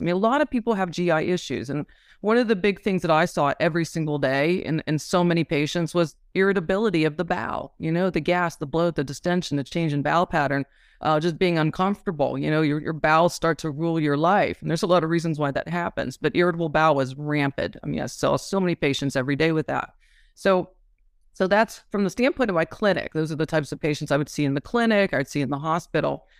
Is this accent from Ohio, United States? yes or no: no; Pittsburgh, Pennsylvania, United States; moved away as an adult; also born or lived in Italy / Philadelphia; now in San Diego, United States; I grew up in Pittsburgh mainly